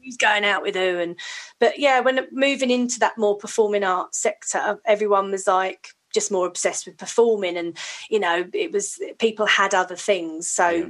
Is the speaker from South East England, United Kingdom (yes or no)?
no; Hounslow, London, United Kingdom; I grew up in Hounslow in West London.